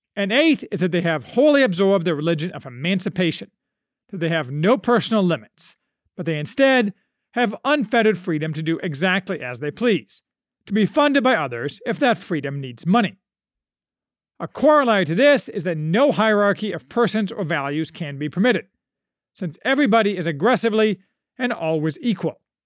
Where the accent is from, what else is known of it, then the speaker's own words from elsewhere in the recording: United States; as an American